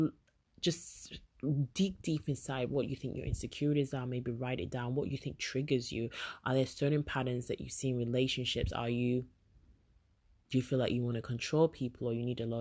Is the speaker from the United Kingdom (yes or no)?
yes; England, United Kingdom; but obviously I lived in England and born and bred